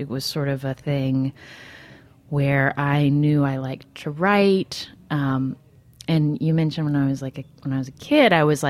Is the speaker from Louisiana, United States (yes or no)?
no; Charleston, West Virginia, United States; now in New York City, United States; I grew up in Charleston, West Virginia, which is the state capital of West Virginia, a town of about 50,000 people. I have four sisters